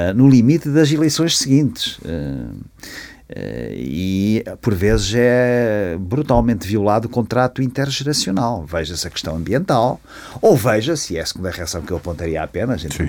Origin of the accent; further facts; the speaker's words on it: Ílhavo, Aveiro District, Portugal; eu vivia em Ilhavo onde nasci